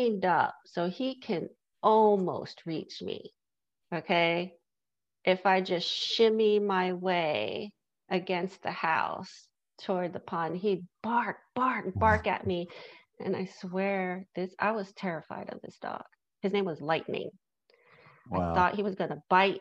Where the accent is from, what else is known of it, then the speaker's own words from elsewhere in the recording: New York City, New York, United States; I grew up in New York City